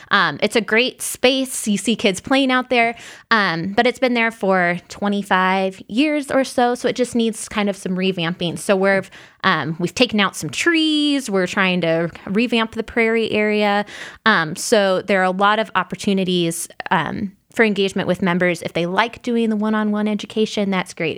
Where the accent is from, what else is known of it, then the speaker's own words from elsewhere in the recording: Illinois, United States; now in Indiana, United States; I grew up in Illinois, so not in Indiana